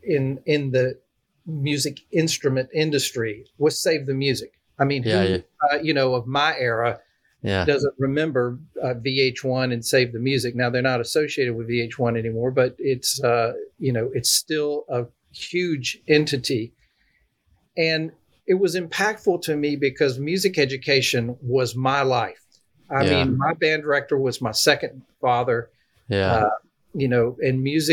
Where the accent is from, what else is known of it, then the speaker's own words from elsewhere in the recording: Peak, South Carolina, United States; now in Nashville, United States; Home's in a little town in South Carolina. I actually grew up, rural. We had 5 acres, gardens, and little town called Peak, South Carolina